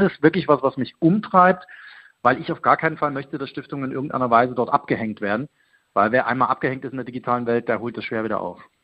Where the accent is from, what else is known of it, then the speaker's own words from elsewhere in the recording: Leipzig, Saxony, Germany; also born or lived in Munich; die Bürgerstiftung Leipzig. Das ist meine Geburtsstadt